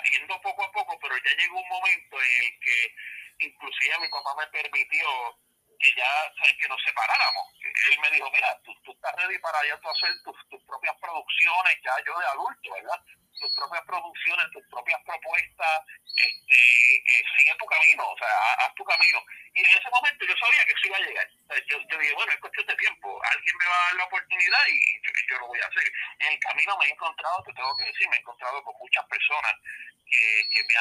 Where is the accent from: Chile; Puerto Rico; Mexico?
Puerto Rico; Ponce; also born or lived in Adjuntas; yo nací en Ponce, pero mi familia es del pueblo de Adjuntas